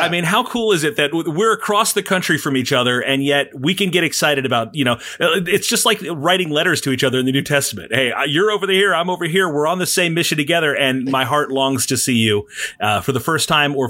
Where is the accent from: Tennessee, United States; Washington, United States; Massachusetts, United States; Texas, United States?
Tennessee, United States; Nashville; I was born in Music City.